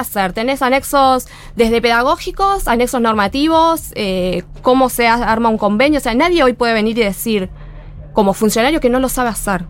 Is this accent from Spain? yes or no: no; Lomas de Zamora, Buenos Aires Province, Argentina; also born or lived in Villa Martina; now in Villa Fiorito, Argentina; Yo nací en Lomas, Lomas Centro.